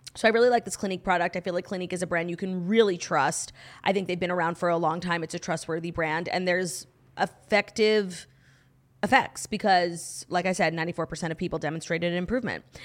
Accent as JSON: {"language": "English", "country": "United States", "said": "being an American obsessed with the Royals"}